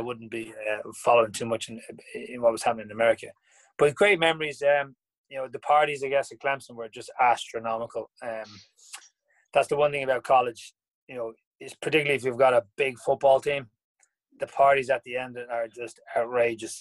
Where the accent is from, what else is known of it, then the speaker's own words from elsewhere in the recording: Dublin, Leinster, Ireland; I originally grew up in the north side. I was from Glasnevin